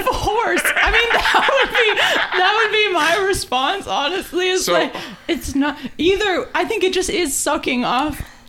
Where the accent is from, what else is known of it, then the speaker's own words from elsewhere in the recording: Washington, United States; growing up in Washington